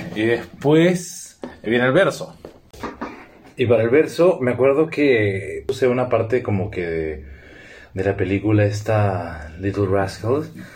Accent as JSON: {"language": "Spanish", "region": "Lima", "country": "Peru", "said": "somos de Perú, de Lima"}